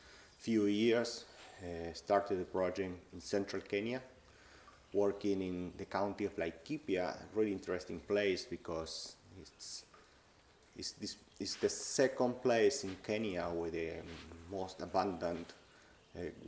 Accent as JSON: {"language": "English", "country": "Argentina", "also_born_or_lived": "United States", "moved": "as an adult", "lives_now": "Ireland", "said": "I am from Argentina"}